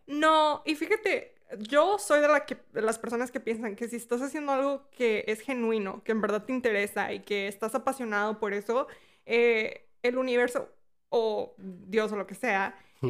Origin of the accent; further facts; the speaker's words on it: Mexico; now in United States; Yo cuando vivía en México, o sea, yo soy de México, mi abuela vivía aquí